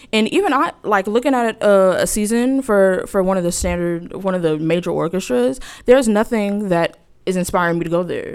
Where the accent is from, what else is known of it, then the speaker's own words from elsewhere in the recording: Inglewood, California, United States; moved away as an adult; also born or lived in Rochester, New York; I'm from Los Angeles, but more specifically, if you know Los Angeles, I'm from Inglewood